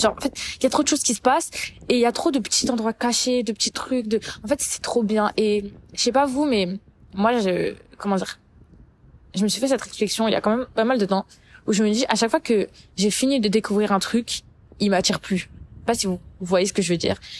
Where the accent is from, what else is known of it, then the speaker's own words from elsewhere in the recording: Paris, Île-de-France, France; moved away as an adult; now in Montreal, Canada; j'ai grandi à Paris